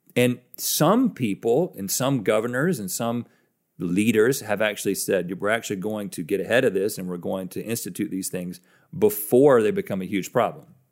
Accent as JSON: {"language": "English", "country": "United States"}